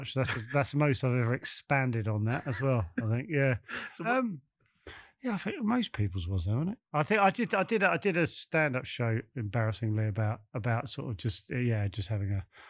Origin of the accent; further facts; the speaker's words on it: Bromley, London, United Kingdom; also born or lived in Kent; I was born in Farnborough, which is Bromley, yeah. Farnborough Hospital.